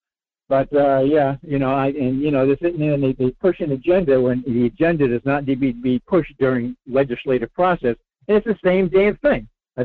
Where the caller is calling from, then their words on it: Rhode Island, United States; Hey, Mike. It's … in Rhode Island.